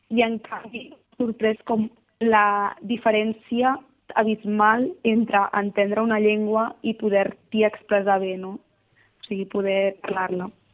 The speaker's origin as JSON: {"language": "Catalan", "town": "Barcelona", "region": "Catalonia", "country": "Spain", "moved": "as an adult", "lives_now": "Milan, Italy", "said": "nosaltres venim de Barcelona"}